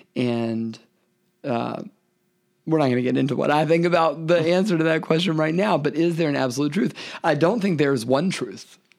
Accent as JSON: {"language": "English", "town": "Memphis", "region": "Tennessee", "country": "United States", "said": "I'm from Memphis. I, I'm from the South, the, the, the Bible Belt"}